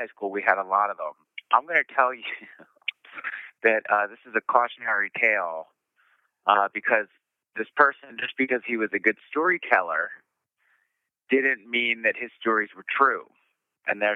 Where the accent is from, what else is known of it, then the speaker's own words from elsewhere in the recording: Philadelphia, Pennsylvania, United States; I'm from Philadelphia, PA